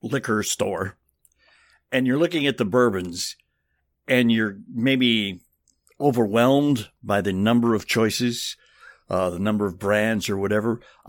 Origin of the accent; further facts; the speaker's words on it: Kentucky, United States; we're from Kentucky